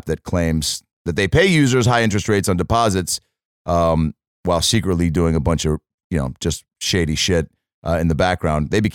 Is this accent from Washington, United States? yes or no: yes; Seattle, Washington, United States; moved away; my hometown